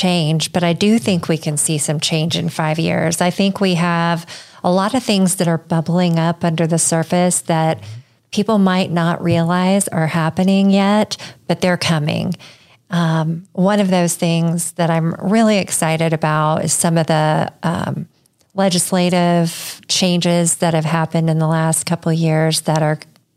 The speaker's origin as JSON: {"language": "English", "town": "Centerville", "region": "Indiana", "country": "United States", "tie": "born or raised there", "also_born_or_lived": "Washington, D.C. / Texas", "said": "I grew up in Centerville, so not too far from Richmond"}